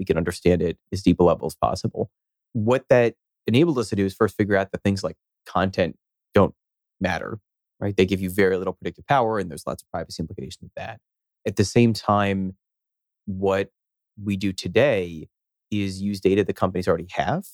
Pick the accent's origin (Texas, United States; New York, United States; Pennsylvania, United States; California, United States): Pennsylvania, United States; Philadelphia; moved away as an adult; now in Boston, United States; I grew up in Philadelphia, and I guess I was there until I was 18, and then came over here to Boston, where I've been for now over 17 years.